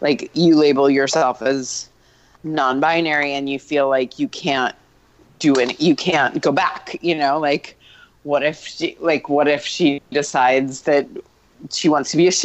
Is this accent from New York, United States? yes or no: yes; New York City, New York, United States; I grew up in New York City, so my wildest times were actually my teens.